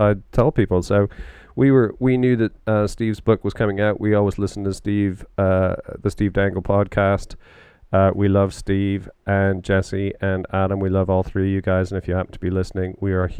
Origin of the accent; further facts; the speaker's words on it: Canada; growing up in Canada and playing a lot of hockey, you know, those of us that have grown up in North America